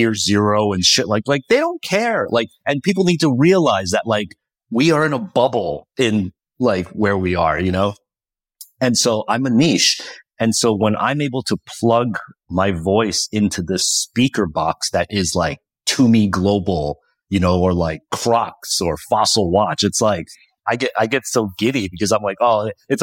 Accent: New Jersey, United States; I grew up in New Jersey

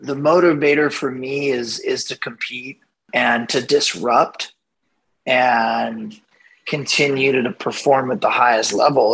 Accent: Ventura, California, United States; I grew up in Ventura, which is here in Southern California, about 30 minutes south of Santa Barbara, just north of Los Angeles

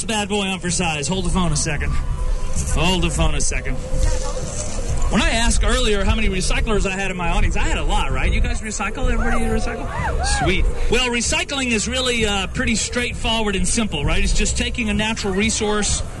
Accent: Alabama, United States; also born or lived in Texas; I was born in Texas and raised in Alabama.

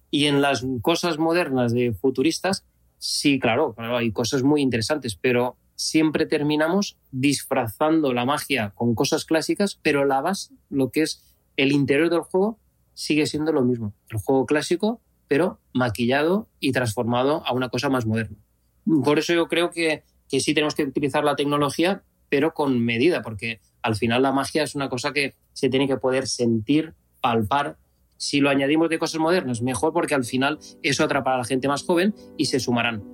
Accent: Spain; es donde nací, donde me he criado.

